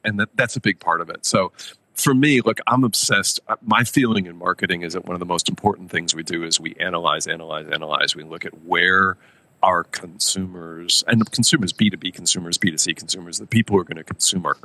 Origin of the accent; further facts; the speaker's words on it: United States; moved away as an adult; also born or lived in Tokyo, Japan / Nanjing, China / Mumbai, India; I grew up in the States, right? So I grew up in America